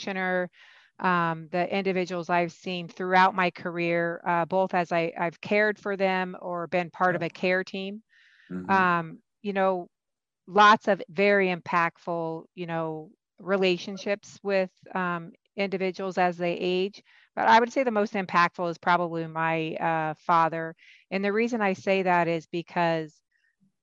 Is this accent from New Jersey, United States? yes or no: no; Iowa, United States; moved away as an adult; also born or lived in California; now in Pittsburgh, United States; my home state of Iowa. And so where I was born, raised, where I received my education training as a nurse practitioner